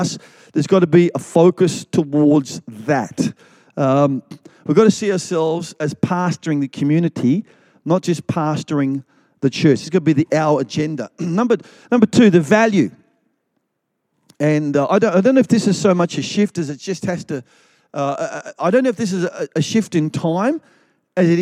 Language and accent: English; Melbourne, Victoria, Australia; I grew up in Melbourne, in the eastern suburbs of Victoria, of Melbourne